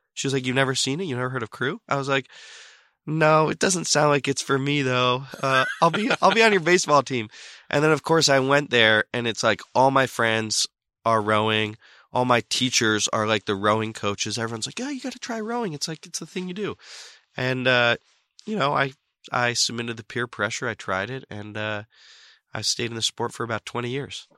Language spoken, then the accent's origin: English; Boston, Massachusetts, United States; also born or lived in Summit, New Jersey / London; I basically grew up in Boston and I consider myself to be from Boston